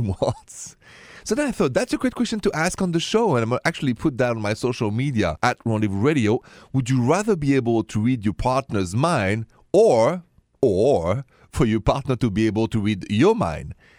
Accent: Paris, Île-de-France, France; accent: French; English is a second language; moved away; my accent, c'est français, straight from Paris

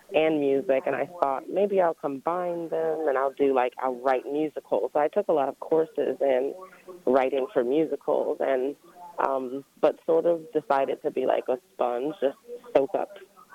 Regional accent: Prince George's County, Maryland, United States; I grew up in PG County, actually.

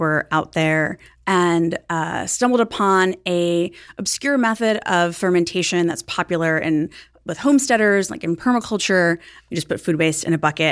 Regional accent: New York City, New York, United States; I grew up in Staten Island near the biggest landfill in the world that could be seen from space.

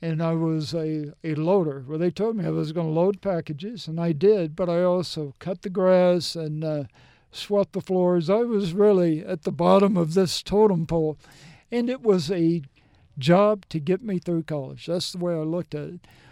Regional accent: Mississippi, United States; moved away as an adult; also born or lived in Tennessee / New Jersey; I grew up in Mississippi

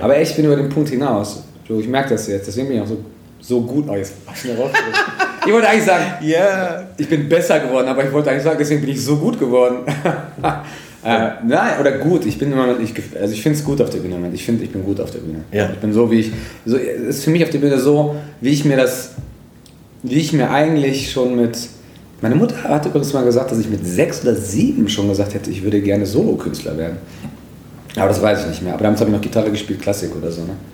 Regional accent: Moers, North Rhine-Westphalia, Germany; ich komme aus einer Kleinstadt, aus Mörs

